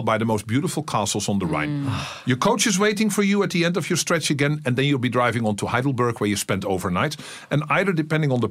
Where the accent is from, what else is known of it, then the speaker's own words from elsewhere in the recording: Amsterdam, North Holland, Netherlands; I'm from Amsterdam